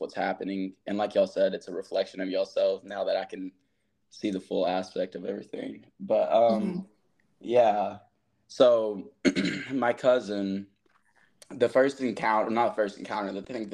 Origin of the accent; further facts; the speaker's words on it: Texas, United States; I'm from Texas.